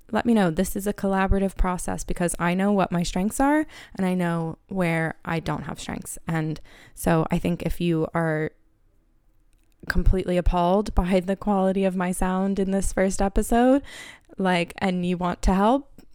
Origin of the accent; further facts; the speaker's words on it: Harrisburg, Pennsylvania, United States; accent: American; moved away as an adult; also born or lived in Philadelphia, Pennsylvania; now in Dublin, Ireland; I am from Harrisburg, Pennsylvania